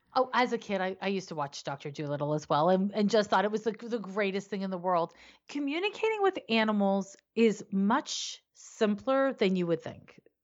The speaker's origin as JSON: {"language": "English", "country": "Canada", "also_born_or_lived": "San Francisco", "moved": "as an adult", "lives_now": "United States", "said": "I'm living in the U S, but I'm originally from Canada."}